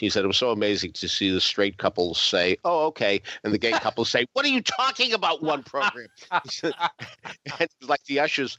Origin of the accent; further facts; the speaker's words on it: New England, United States; of course, I'm from New England, and I am rooting for the Patriots.